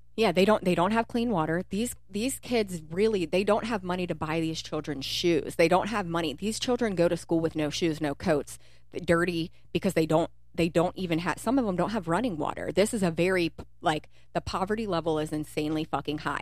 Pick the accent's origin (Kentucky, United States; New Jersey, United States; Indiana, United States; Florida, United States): Kentucky, United States; also born or lived in Cincinnati; We're Kentucky. You know, we grew up in we grew up in Kentucky